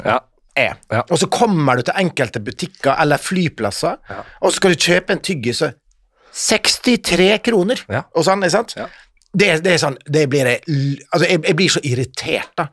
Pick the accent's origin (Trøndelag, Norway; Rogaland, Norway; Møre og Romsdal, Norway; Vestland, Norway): Møre og Romsdal, Norway; Ålesund; vi vokste opp i Ålesund